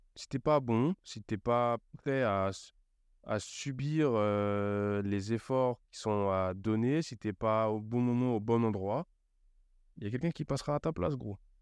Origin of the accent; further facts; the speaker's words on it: Cergy, Île-de-France, France; also born or lived in Auxerre; je rentre chez moi à Sergi